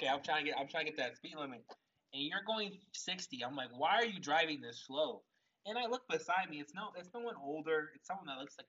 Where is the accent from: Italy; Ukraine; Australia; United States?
United States; California; now in Texas, United States; I'm from California, came to Texas.